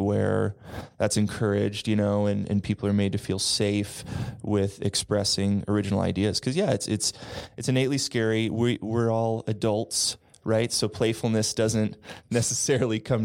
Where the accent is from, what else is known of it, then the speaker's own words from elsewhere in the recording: Austin, Texas, United States; I'm from Austin, Texas